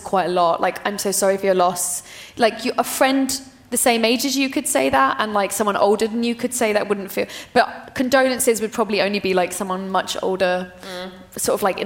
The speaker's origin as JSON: {"language": "English", "country": "United Kingdom", "said": "as a British person"}